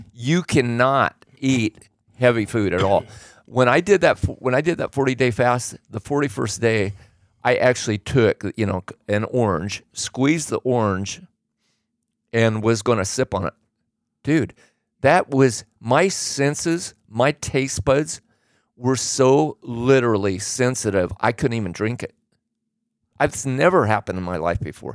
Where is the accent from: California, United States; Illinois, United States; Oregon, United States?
Oregon, United States; I grew up in Oregon